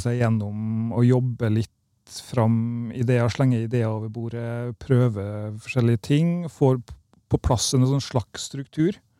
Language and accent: Norwegian; Kristiansund, Møre og Romsdal, Norway; moved away; also born or lived in Lillehammer; i Kristiansund, der jeg vokste opp